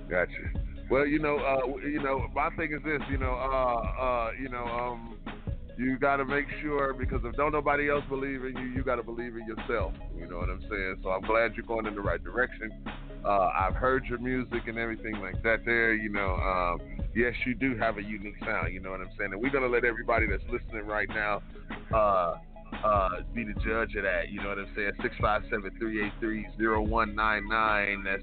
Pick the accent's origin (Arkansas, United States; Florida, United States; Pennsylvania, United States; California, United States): California, United States; Cali, man. I'm from Cali.